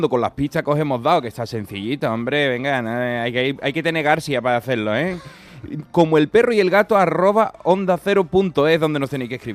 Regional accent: Andalusia, Spain; yo no estoy acostumbrado a esto, yo soy

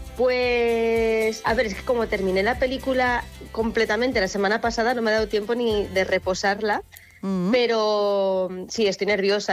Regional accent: Artajona, Navarre, Spain; las procesiones de mi pueblo de, pues de cuando era pequeña

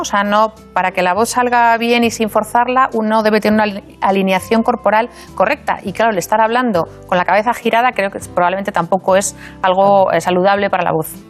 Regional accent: Valladolid, Castile and León, Spain; moved away as an adult; now in Madrid, Spain; yo soy vallisoletana. Mm, ah. Me siento de allí, aunque no nací allí, un poco por, circunstancias familiares, pero me he criado en Valladolid y siento que es mi ciudad

